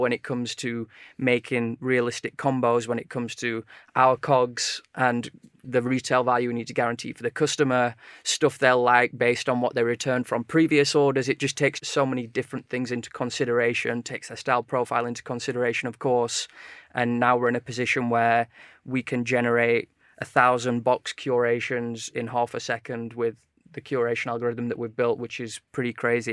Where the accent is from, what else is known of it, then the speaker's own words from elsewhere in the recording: Sheffield, Yorkshire and the Humber, United Kingdom; now in London, United Kingdom; we're both originally from Sheffield